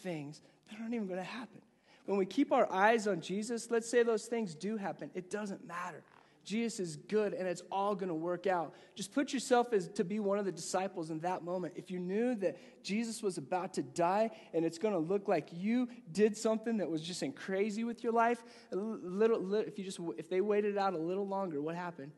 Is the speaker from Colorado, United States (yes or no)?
yes; Gunnison, Colorado, United States; moved away as an adult; also born or lived in Virginia; When I went to college, I remember I lived in Gunnison, Colorado